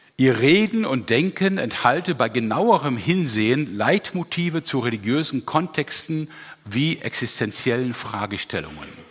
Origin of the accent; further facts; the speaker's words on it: Germany; als Deutscher